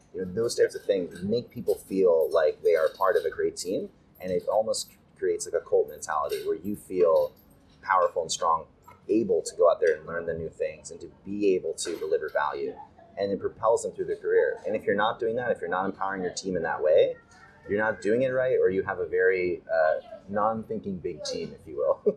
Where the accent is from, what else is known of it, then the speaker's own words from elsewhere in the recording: United States; moved away as an adult; now in Japan; as an American